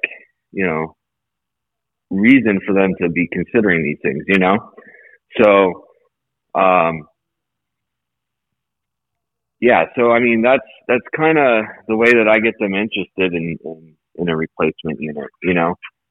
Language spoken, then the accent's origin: English; Las Vegas, Nevada, United States; also born or lived in Colorado Springs; I grew up in Vegas for the most part. I went to high school and everything here